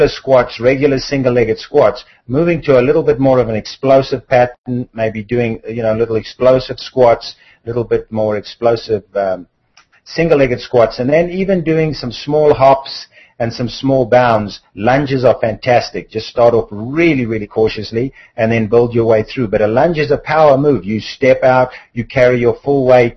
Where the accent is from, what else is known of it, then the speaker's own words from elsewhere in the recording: South Africa; moved away; I come from South Africa originally